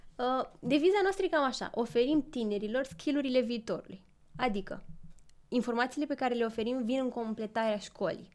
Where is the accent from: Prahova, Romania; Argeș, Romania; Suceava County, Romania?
Argeș, Romania; Pitești; moved away as an adult; now in Bucharest, Romania; sunt din Pitești